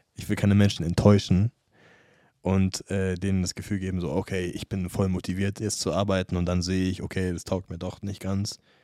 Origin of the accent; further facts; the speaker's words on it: United States; first language English; German is a second language; now in Munich, Germany; aus der Gegend, wo ich aufgewachsen bin, in Amerika